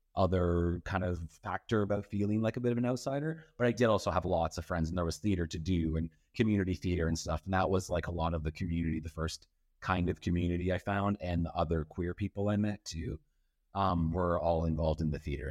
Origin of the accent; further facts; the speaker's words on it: Powassan, Ontario, Canada; moved away as an adult; now in Toronto, Canada; grew up outside of Powhatan, Ontario, the art of Powhatan. It's outside of North Bay